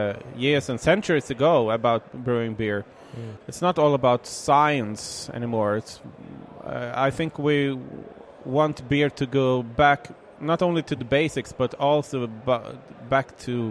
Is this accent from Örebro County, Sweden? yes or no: yes; Kumla, Örebro County, Sweden; From Kumla. That's a small, well...